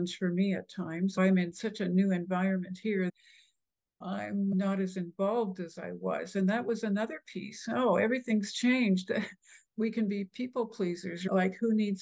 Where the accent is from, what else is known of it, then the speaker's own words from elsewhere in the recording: the prairies in Canada, Canada; also born or lived in Ohio; now in Texas, United States; the Midwest or the prairies in Canada where I grew up